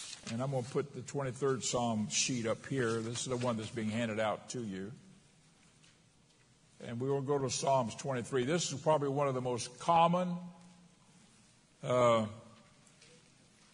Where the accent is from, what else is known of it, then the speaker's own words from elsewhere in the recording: Florida, United States; in Florida